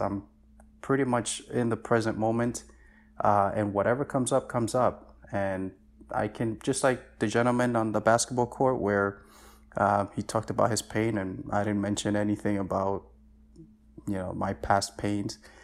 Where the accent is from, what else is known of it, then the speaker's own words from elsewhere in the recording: New York City, New York, United States; also born or lived in Dominican Republic; I came to the States when I was, uh, almost seven years old, and I just been in New York my entire life since then